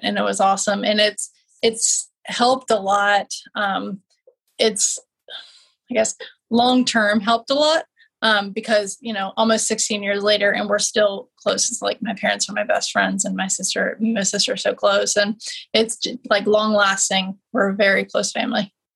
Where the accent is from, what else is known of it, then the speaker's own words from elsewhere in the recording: Richmond, Virginia, United States; MCV in Richmond, in my hometown